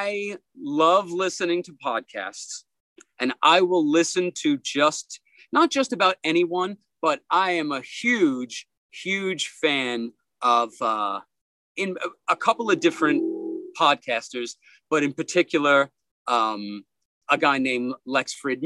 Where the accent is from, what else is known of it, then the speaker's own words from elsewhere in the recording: New York City, New York, United States; older gentlemen that I grew up with in Brooklyn.